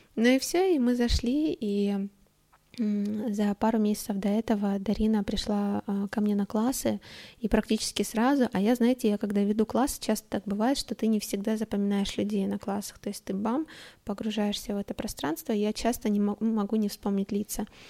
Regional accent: Stavropol, Stavropol Krai, Russia; now in Moscow, Russia; Я тогда уехала к родителям домой в Ставрополе. Я, значит, из Ставрополя

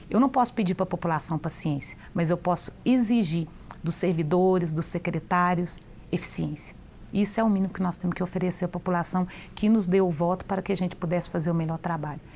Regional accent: Divinópolis, Minas Gerais, Brazil; also born or lived in Brumadinho; Quando eu fui morar em Divinópolis, eu ia fazer sete anos, eu fui morar na região mais pobre

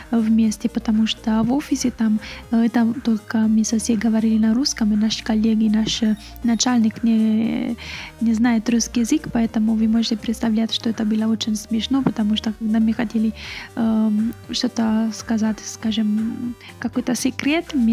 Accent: Italy; Russian is a second language; я работала, потому что я э, из Италии, знаю, конечно, итальянские э, предприятия, но тоже знаю русский язык.

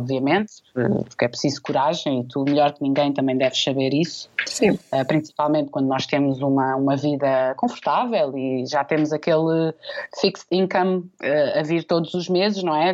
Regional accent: Portugal; sou portuguesa

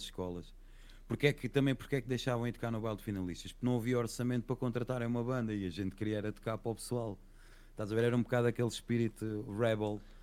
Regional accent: Setúbal, Portugal; eu não sou da Covilhã, eu sou de Setúbal

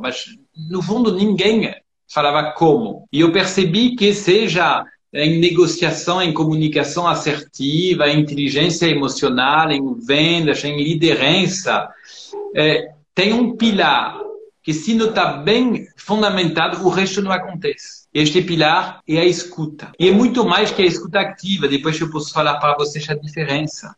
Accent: France; moved away as an adult; also born or lived in São Paulo, Brazil; now in Brazil; eu nasci em São Paulo, só que eu fui criado na França, sou de família francesa. E eu voltei com 26 anos

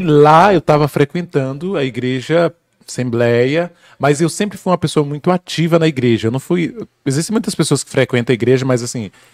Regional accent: near Teixeira de Freitas, Bahia, Brazil; Eu sou da Bahia, do interior, uhum. é, para quem não conhece, sou baiano, é, sou de uma cidadezinha bem próxima à cidade de Teixeira de Freitas.

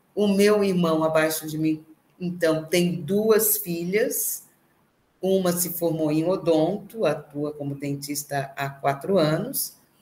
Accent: Criciúma, Santa Catarina, Brazil; Nasci em Criciúma, né? Numa vila operária

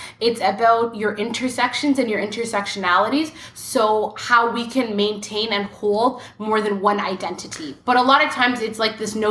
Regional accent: Ottawa, Ontario, Canada; I'm from Ottawa, and I am an analyst

